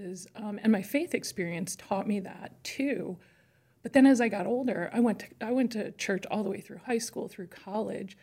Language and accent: English; Chicago, Illinois, United States; I grew up in Chicago, and I was raised by parents